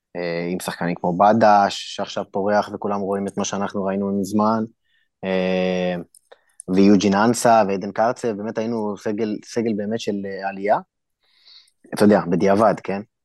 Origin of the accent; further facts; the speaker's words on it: Israel; moved away as an adult; also born or lived in Turkey; now in Ukraine; אנחנו באים ממדינה כמו ישראל